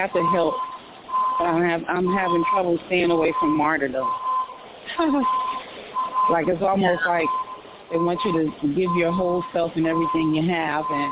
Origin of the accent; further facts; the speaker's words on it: New York, United States; I'm a New Yorker